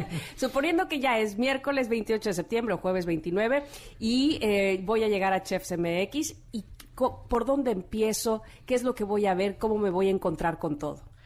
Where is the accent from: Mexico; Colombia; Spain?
Mexico